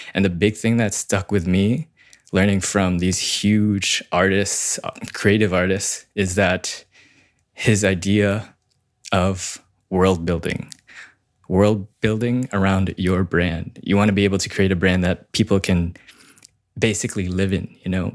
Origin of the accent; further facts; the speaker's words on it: Canada; I'm a Canadian wedding filmmaker, mostly servicing Toronto and the surrounding areas.